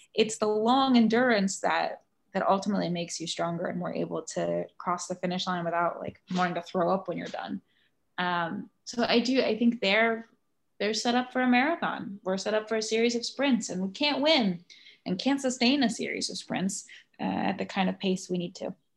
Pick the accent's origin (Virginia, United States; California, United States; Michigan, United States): Virginia, United States; now in New York, United States; I live in New York, uh, I'm from Virginia, which is now a blue state